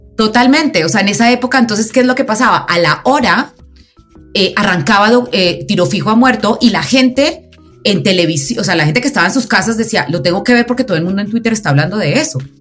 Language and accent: Spanish; Pereira, Risaralda, Colombia; Soy de una ciudad que se llama Pereira, eh, que es el eje cafetero donde se produce el mejor café del mundo